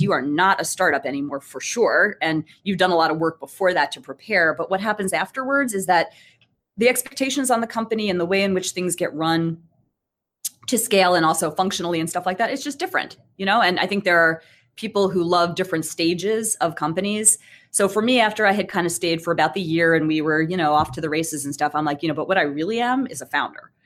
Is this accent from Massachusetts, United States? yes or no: yes; Brookline, Massachusetts, United States; I'm a local girl. Um, I grew up in Brookline